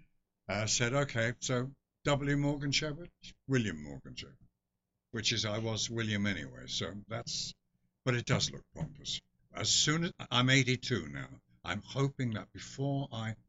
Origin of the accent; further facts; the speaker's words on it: Dublin, Leinster, Ireland; accent: thick Irish; moved away; also born or lived in London; I was born in London, but educated in Ireland.